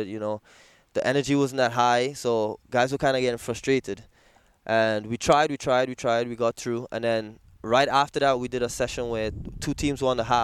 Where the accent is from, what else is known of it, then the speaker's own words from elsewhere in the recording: Trinidad & Tobago; moved away as an adult; now in New York, United States; after my high school in Trinidad